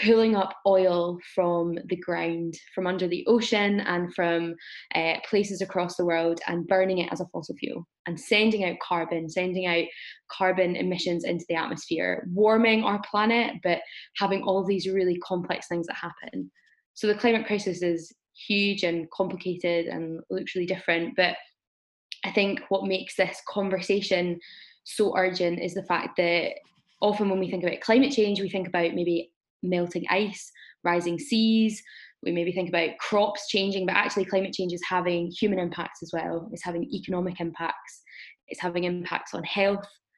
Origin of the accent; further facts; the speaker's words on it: Glasgow, Scotland, United Kingdom; I am from Glasgow